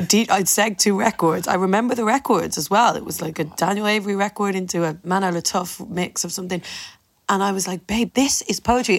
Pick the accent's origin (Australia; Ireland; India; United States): Ireland; I am so proud of being Irish